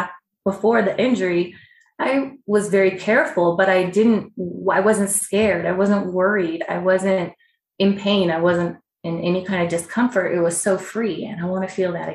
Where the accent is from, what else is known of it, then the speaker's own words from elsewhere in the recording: Palm Springs, California, United States; now in Arizona, United States; I grew up in Palm Springs, California